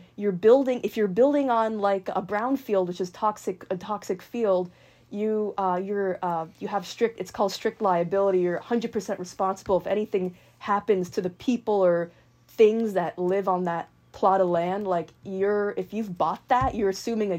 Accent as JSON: {"language": "English", "area": "Marin County", "region": "California", "country": "United States", "tie": "born or raised there", "said": "I was born in Marin County"}